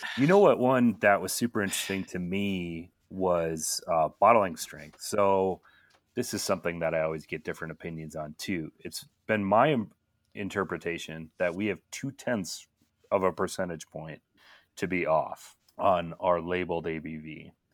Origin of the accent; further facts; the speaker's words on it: Minneapolis, Minnesota, United States; I grew up in Minneapolis